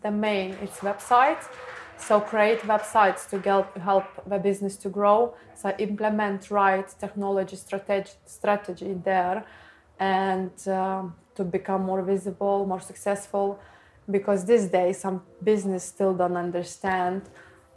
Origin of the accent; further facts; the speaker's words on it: Lithuania; English is a second language; now in United Kingdom; The main struggle was language barrier, because I came from Lithuania and I still learning to be able to communicate right in English